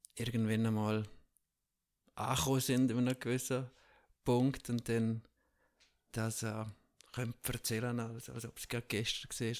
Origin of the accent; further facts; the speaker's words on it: Tschiertschen, Graubünden, Switzerland; Ich bin ja ursprünglich in der Schweiz aufgewachsen, in Tschirtscha, in einem 250 Seelendorf